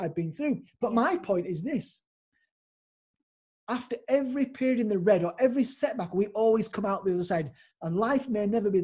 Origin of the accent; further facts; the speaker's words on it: Leeds, Yorkshire and the Humber, United Kingdom; came back to my hometown of Leeds